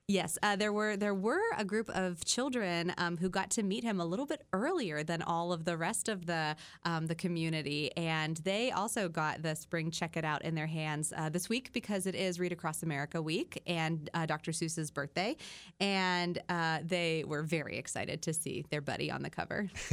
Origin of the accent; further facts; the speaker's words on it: Midwest, United States; I'm that Midwesterner